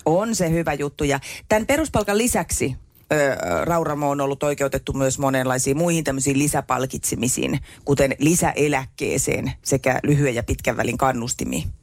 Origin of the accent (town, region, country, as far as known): Hämeenkyrö, Pirkanmaa, Finland